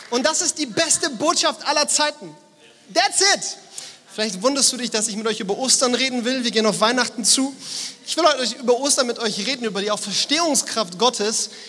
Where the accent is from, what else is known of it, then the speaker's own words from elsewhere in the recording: Frankfurt, Hesse, Germany; Bei uns in Frankfurt sagt man Gude.